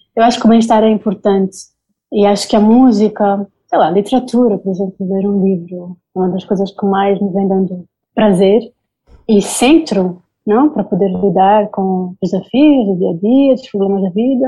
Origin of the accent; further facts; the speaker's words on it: Angola; moved away as an adult; also born or lived in Spain; now in Berlin, Germany; eu sou angolana e vivi durante o tempo do, do José Eduardo Santos